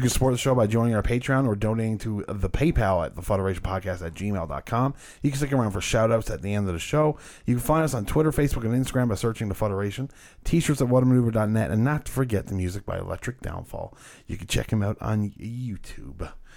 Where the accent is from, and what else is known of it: Canada